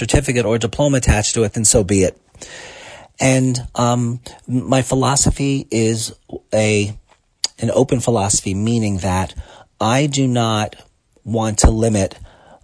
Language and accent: English; New York City, New York, United States; I grew up in Brooklyn